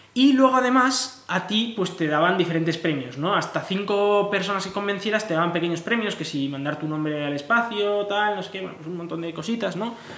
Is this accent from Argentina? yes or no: no; Spain